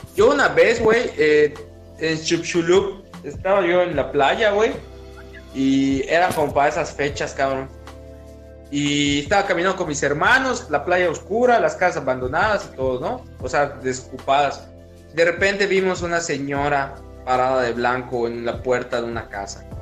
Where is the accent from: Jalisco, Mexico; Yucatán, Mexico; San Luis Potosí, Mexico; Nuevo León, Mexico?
Yucatán, Mexico; te crea una identidad como yucateco